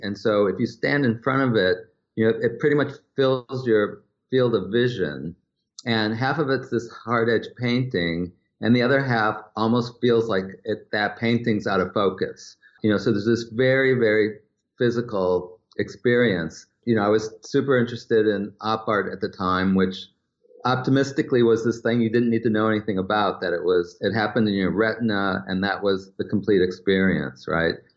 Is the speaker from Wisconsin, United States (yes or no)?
yes; Wisconsin, United States; growing up in Wisconsin